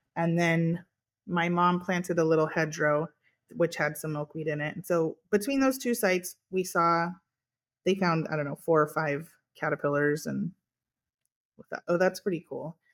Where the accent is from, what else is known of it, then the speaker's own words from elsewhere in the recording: California, United States; I was born and raised here on our farm, we had dairy, beef, and almonds